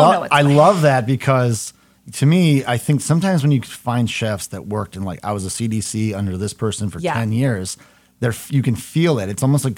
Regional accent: Howell, Michigan, United States; I grew up in Howell north of Ann Arbor.

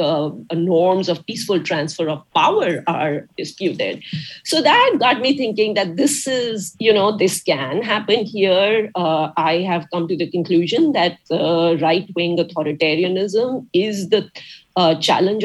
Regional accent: India; moved away as an adult; also born or lived in Detroit; now in United States; growing up in India

